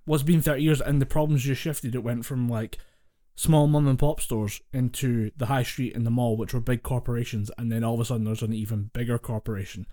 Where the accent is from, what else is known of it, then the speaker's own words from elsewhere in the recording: Scotland, United Kingdom; we're Scottish